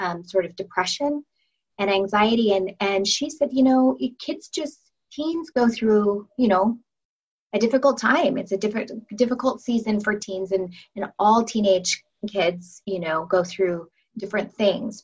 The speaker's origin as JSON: {"language": "English", "town": "Federal Way", "region": "Washington", "country": "United States", "tie": "born or raised there", "said": "we grew up in Federal Way"}